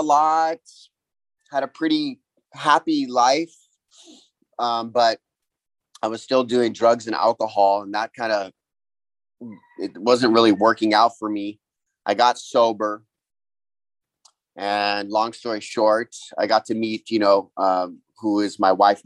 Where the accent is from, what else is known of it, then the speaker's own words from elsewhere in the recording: Kauai, Hawaii, United States; I'm from Kauai, Hawaii. So I grew up on an island